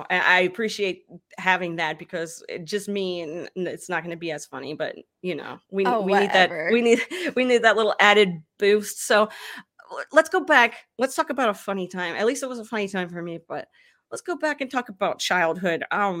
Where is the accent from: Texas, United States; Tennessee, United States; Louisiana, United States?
Texas, United States; Dallas; You know, I'm from the Dallas area, so I know all too well about the rivalry between UT and OU.